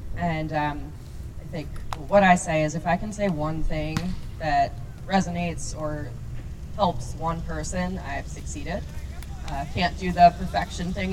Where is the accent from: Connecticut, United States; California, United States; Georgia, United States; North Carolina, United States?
Connecticut, United States; New Fairfield; I'm originally from Connecticut in New Fairfield and grew up wonderful childhood.